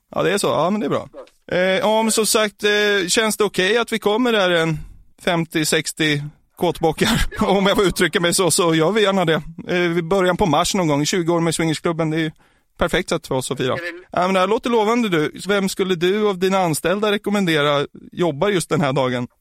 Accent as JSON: {"language": "Swedish", "area": "outside Norrtälje", "region": "Stockholm County", "country": "Sweden", "said": "utanför Norrtälje så finns det, ett, där, där jag kommer ifrån"}